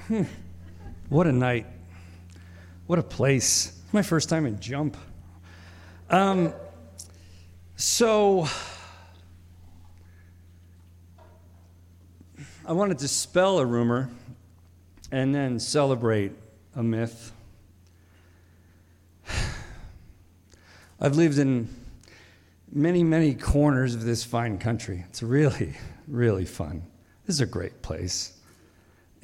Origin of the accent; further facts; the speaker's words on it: Reading, Pennsylvania, United States; also born or lived in Dover, Delaware; Reading, Pennsylvania